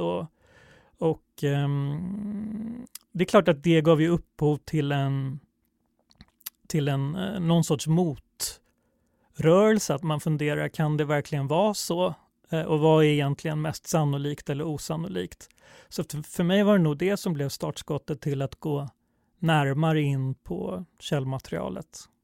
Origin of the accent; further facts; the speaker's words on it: Stockholm, Stockholm County, Sweden; jag är stockholmare och alltid åkt tunnelbana